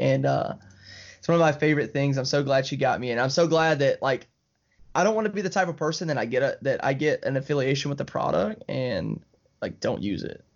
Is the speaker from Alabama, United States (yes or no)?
yes; Alabama, United States; I'm from Alabama. Uh, you know, we're, like, twenty minutes from Georgia